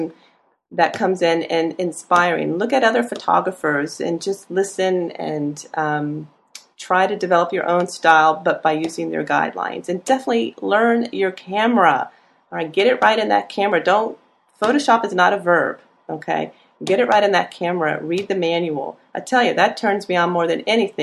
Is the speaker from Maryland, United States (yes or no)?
yes; Annapolis, Maryland, United States; now in Gainesville, United States; I'm from Annapolis